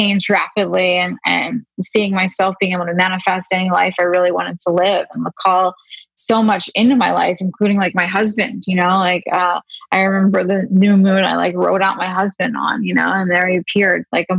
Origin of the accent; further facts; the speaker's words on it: Pennsylvania, United States; I grew up in Pennsylvania